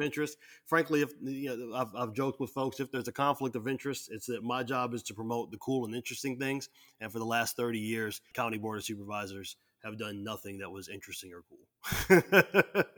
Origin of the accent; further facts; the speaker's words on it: Waterloo, Iowa, United States; I'm from Waterloo, I got to actually caucus